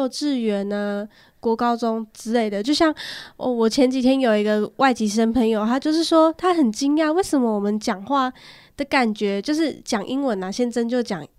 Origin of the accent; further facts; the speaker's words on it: Taiwan; 但其实我们台湾人有的时候也是啊，就像我很容易讲中文，讲着讲着就变台语